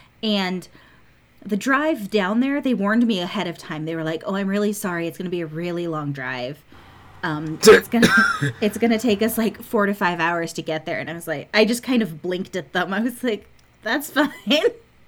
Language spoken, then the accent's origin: English; United States; being the American in the room